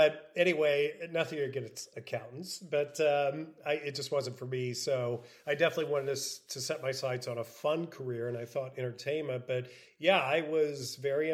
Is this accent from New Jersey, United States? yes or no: no; Southern Illinois, United States; moved away as an adult; also born or lived in Denver, Colorado; I came from Southern Illinois to go to the University of Denver, so I kind of got out of this small cow town and moved to the big city